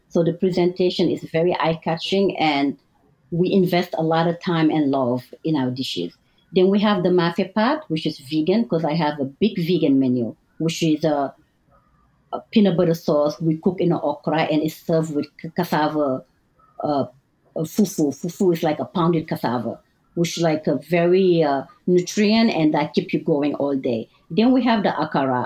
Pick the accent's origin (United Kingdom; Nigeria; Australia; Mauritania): Mauritania; English is a second language; moved away as an adult; also born or lived in Senegal; now in New York City, United States; I was raised in two families. My mom is from like a Berber tribe, and my dad is Sarahole with the Senegalese roots. So I was raised in two different culture, Mauritania